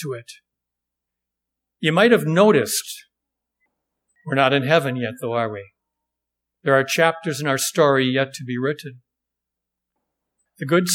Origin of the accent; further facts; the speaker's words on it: Wisconsin, United States; I'm from Wisconsin